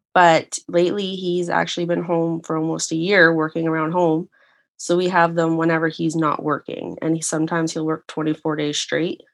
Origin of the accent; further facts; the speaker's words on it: Canada; moved away; I actually own a condo back uh, in my hometown